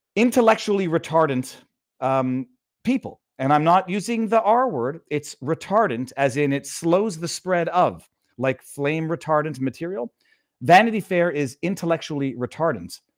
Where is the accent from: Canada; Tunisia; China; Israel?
Canada; Quebec; I'm from French Canada